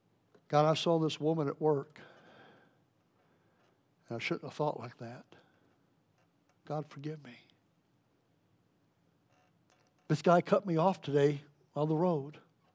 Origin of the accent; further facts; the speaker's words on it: West Virginia, United States; We're from West Virginia.